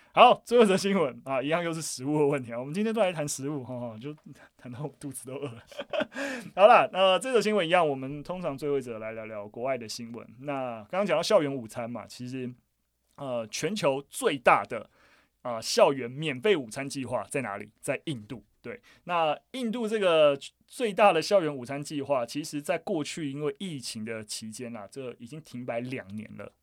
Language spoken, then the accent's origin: Chinese; Gongliao, New Taipei, Taiwan; 我本身也是算农家子弟出身啊，我老家在贡寮，就是那个贡寮，那桃源谷，桃林古道上面，非常非常深山，然后我们家还保有就是非常，就是已经在台湾很少数还存在的水梯田